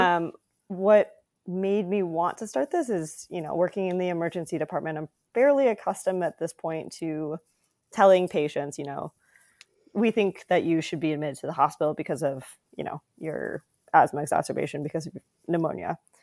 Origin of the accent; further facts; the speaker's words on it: South Dakota, United States; also born or lived in California; now in Rhode Island, United States; I was born in California and then moved to South Dakota when I was ten.